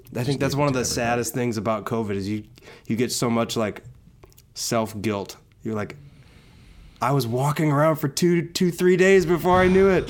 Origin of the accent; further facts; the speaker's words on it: Wauwatosa, Wisconsin, United States; now in Los Angeles, United States; I'm technically from a suburb of Milwaukee called Wauwatosa. Okay. Um, but I, I lived in a house that was probably two blocks away from the, the city of Milwaukee.